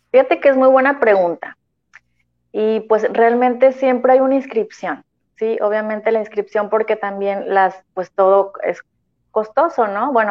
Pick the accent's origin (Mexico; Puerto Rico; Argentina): Mexico; Tampico, Tamaulipas; yo este, voy a Guatemala, represento México, pero vengo de Tampico.